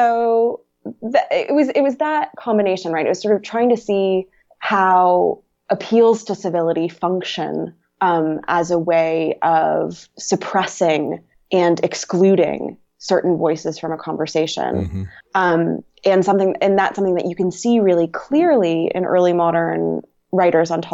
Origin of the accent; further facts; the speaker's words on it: North Carolina, United States; moved away as an adult; I'm from North Carolina